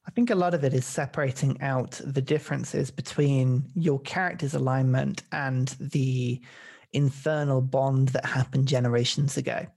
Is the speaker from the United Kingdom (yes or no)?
yes; United Kingdom; we're British.